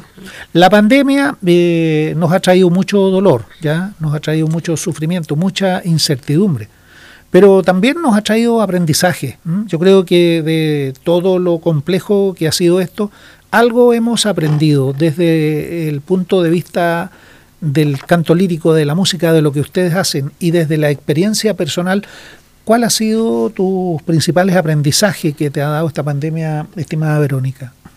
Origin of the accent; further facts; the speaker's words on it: Chile; en nuestro país